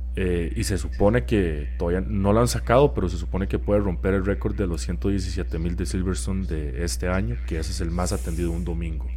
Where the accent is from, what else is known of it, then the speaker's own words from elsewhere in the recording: Costa Rica; now in Texas, United States; que soy de Costa Rica